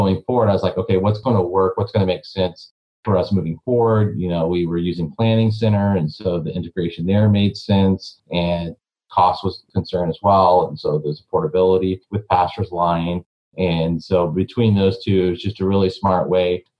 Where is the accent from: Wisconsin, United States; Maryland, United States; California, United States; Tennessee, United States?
Wisconsin, United States; Eau Claire; I'm from Eau Claire, Wisconsin